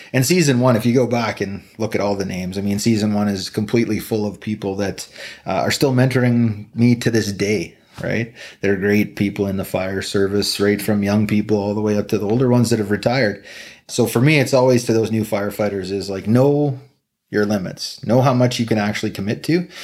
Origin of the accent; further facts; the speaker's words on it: Slave Lake, Alberta, Canada; Slight Lake Alberta.